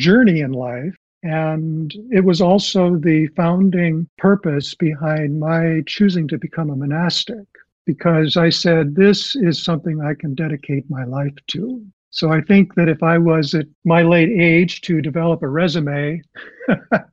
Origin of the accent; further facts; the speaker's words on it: Southern California, United States; I grew up in Southern California, and I was always close to the ocean.